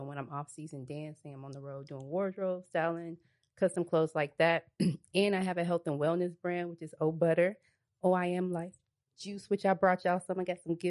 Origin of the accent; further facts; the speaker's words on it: Greenwood, South Carolina, United States; moved away as an adult; also born or lived in Orangeburg, South Carolina; now in Atlanta, United States; So I was born in Orangeburg. I grew up in Greenwood, South Carolina. ATL raised me